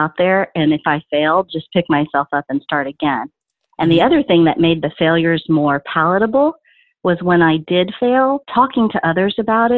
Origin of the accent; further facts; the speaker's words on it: Dallas, Texas, United States; Even when I say Dallas